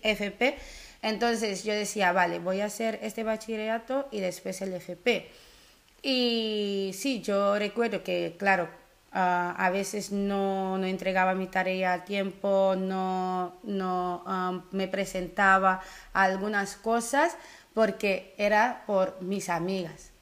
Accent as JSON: {"language": "Spanish", "country": "Netherlands", "tie": "born or raised there", "also_born_or_lived": "Curaçao", "said": "vengo de Sudamérica, pero crecí en Holanda. Y bueno, siendo Holanda cuando me fui con nueve años"}